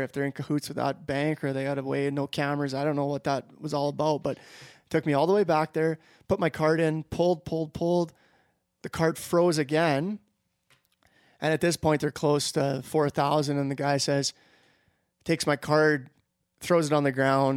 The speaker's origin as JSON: {"language": "English", "country": "Canada", "said": "I, am a Canadian citizen"}